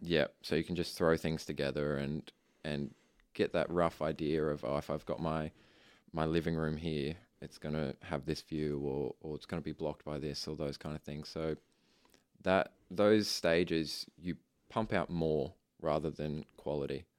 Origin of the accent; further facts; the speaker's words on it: Ipswich, Queensland, Australia; I was born in Ipswich Hospital and I have grown up around Ipswich.